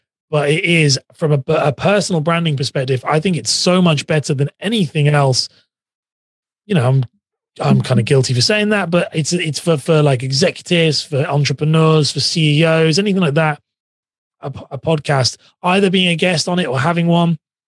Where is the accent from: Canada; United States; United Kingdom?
United Kingdom; England; accent: English; I'm from England, just live outside of London, near Cambridge. So I have a very, everyone always thinks my accent sounds very Australian, and it's not Australian. It's definitely English